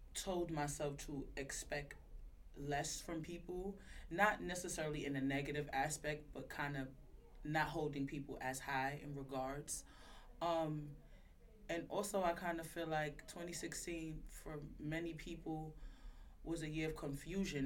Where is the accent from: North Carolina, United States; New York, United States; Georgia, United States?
New York, United States; New York City; I was born in Crown Heights